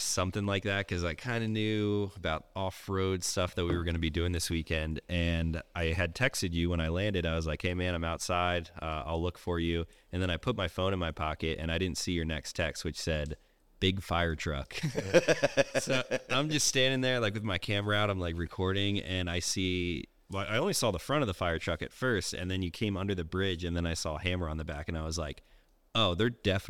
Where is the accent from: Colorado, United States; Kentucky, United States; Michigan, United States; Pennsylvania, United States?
Pennsylvania, United States; I grew up in Eastern Pennsylvania, north of Philadelphia, about an hour and a half, kind of in a pretty rural area, similar to this, like very small town.